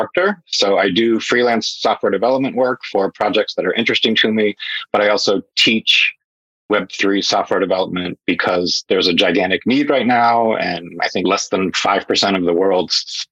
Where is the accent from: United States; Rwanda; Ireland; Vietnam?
United States; moved away as an adult; also born or lived in Hong Kong / Europe / Asia; I am an American, but I've worked in Europe. I've lived in Asia